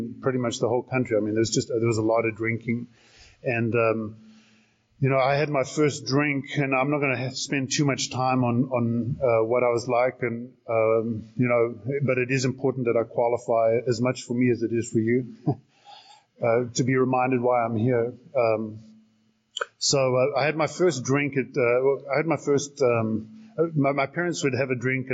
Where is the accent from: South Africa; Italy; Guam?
South Africa; also born or lived in Salt Lake City, United States; now in Arizona, United States; I'm originally from South Africa, and born and raised there.